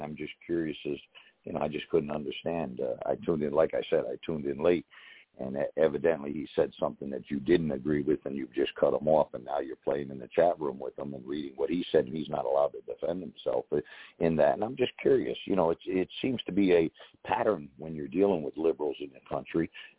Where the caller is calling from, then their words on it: Connecticut, United States; Hey, I'm up here in Connecticut.